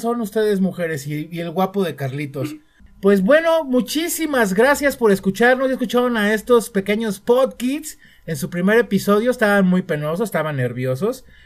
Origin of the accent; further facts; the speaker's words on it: Mexico; como mexicano